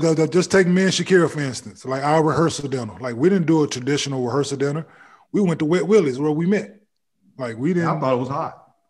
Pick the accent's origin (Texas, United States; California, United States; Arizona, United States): Texas, United States; Dallas; moved away as an adult; also born or lived in Cincinnati; I'm from Dallas